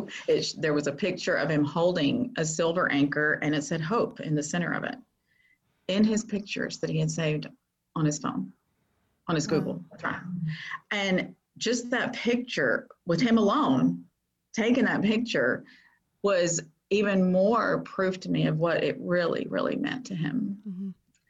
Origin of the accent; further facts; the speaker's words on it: Florida, United States; moved away as an adult; also born or lived in Texas; I moved back to my hometown that I was never going to move back to, but I'm back here